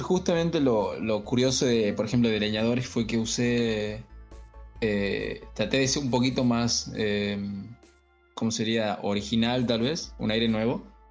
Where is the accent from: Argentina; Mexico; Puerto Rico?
Argentina; Tucumán; acá de Tucumán, que soy de Tucumán